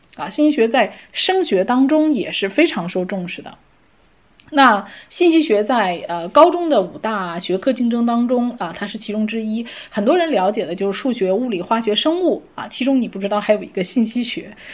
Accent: China; 我们中国人

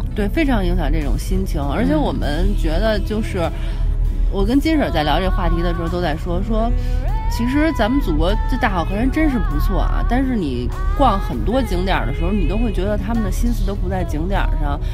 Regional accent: China; 作为中国人的骄傲

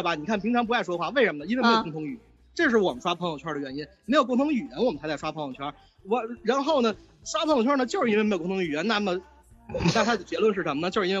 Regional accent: Beijing, China; 你看我是北京人，我是北京孩子，那但是我们以前都是四合院，四合院。

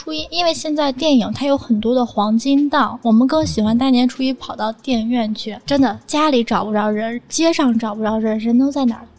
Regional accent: Shandong, China; 其实对于我们山东人来说呢，进入冬天以后，我们吃的最多的一样蔬菜就是大白菜。

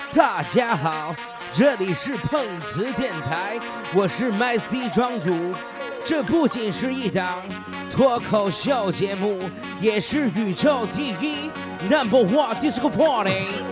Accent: Changchun, Jilin, China; 我是来自长春的

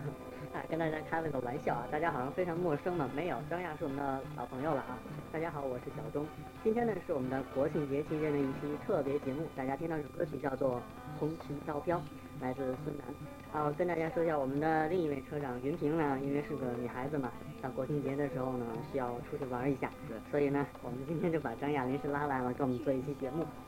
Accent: China; 作为一个中国人

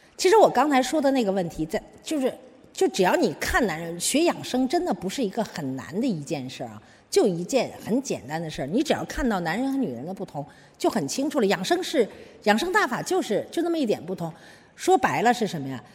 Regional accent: China

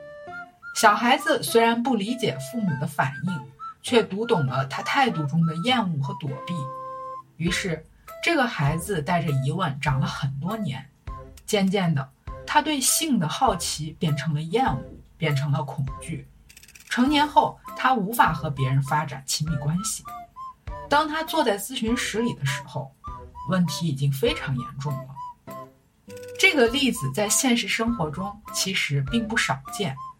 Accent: China; 我们中国人

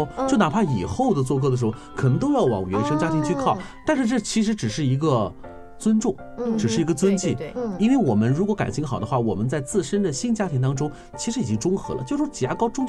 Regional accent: China; 这是我们中国人很习以为常的事情。

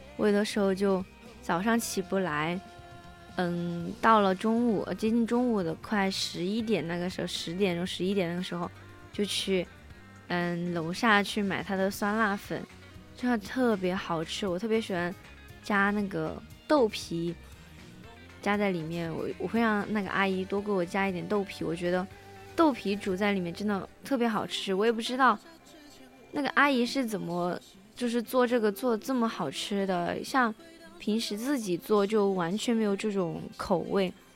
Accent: Sichuan, China; 我是四川人

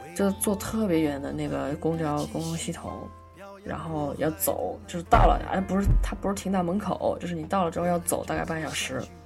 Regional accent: China; moved away; 我们中国人还是讲究过这个中国年

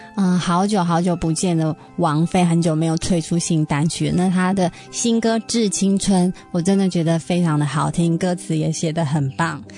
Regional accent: Taiwan; 我们台湾人都会说三高的男生

